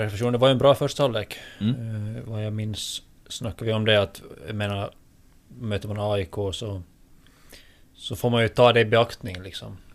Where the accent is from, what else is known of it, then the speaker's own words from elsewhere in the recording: Finland; jag är finlandssvensk och väldigt, väldigt finlandssvensk så sett att min... Eh, min eh, finska språkkunskap är väldigt mycket sämre än min svenska